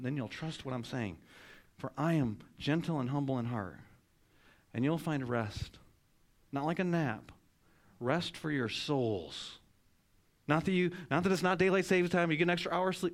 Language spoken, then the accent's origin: English; Michigan, United States; now in North Carolina, United States; I grew up in Michigan